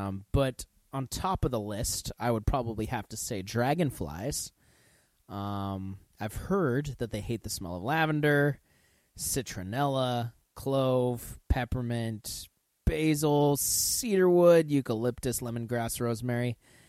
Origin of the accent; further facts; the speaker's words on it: United States; I'm just an American.